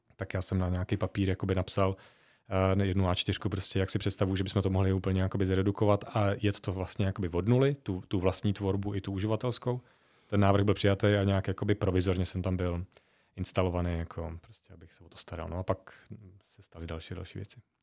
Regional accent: Žatec, Ústí nad Labem Region, Czechia; moved away; also born or lived in Zlín; jsem hrdý na to, že jsem ze Sudet, uh, a zvlášť jako ze Žatce, z města, který, je, který má velmi smutnou uh, minulost, uh, i, i, i radostnou, i smutnou a vlastně já jsem vyrost v té jakoby post smutný

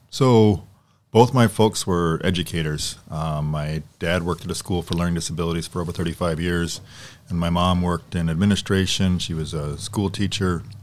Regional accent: Ipswich, Massachusetts, United States; now in Door County, United States; I grew up in uh, Massachusetts in a little small town called Ipswich, which is north of Boston by about 35 miles

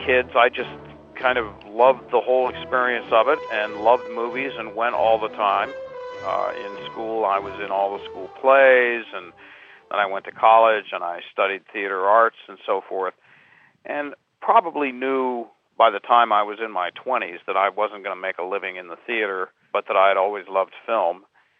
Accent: Pittsburgh, Pennsylvania, United States; Growing up in the States, going down to the movie houses where I lived in Pittsburgh, which is where I grew up

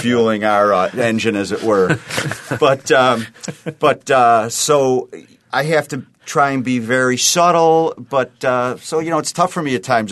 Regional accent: Western New York, United States; born and raised in Western New York

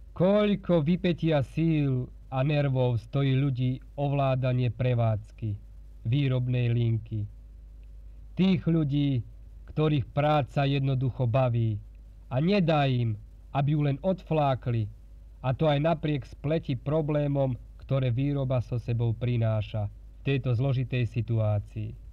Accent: Slovakia; takých je nás, Slovákov, veľa

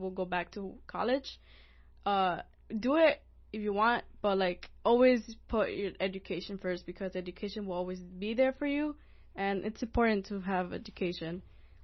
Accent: United States; I'm from the United States

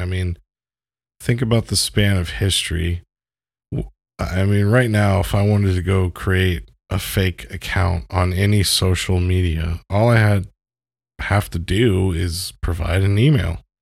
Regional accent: United States; as an American

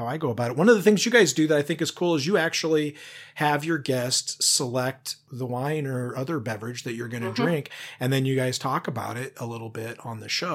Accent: Washington, United States; now in Oregon, United States; I'm from Washington originally

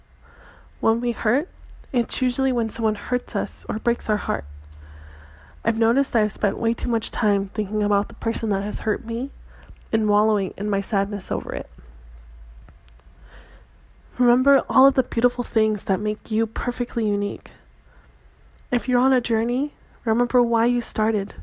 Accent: Santa Cruz, California, United States; moved away; my hometown of Santa Cruz

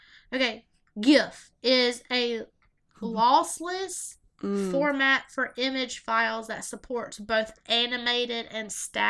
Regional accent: Southern, United States; accent: Southern; we are so Southern.

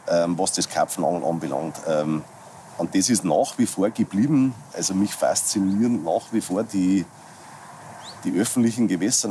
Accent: near Passau, Lower Bavaria, Germany; ich lebe, bin geboren in Niederbayern, ähm, direkt an der österreichischen Grenze. Also wir sitzen im südöstlichsten Eck Deutschlands in der Nähe von Passau

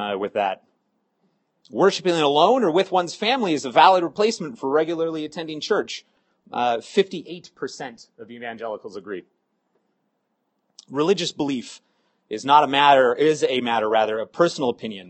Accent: Washington, United States; moved away as an adult; also born or lived in Los Angeles, California; now in Las Vegas, United States; I grew up in Washington State

